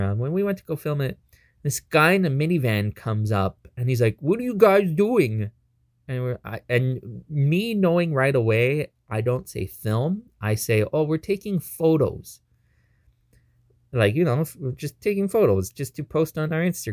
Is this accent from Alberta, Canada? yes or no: no; Toronto, Ontario, Canada; we're from Toronto